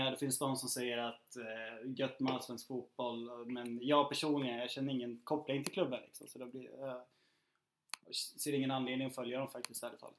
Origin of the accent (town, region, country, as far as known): Eskilstuna, Södermanland, Sweden; born or raised there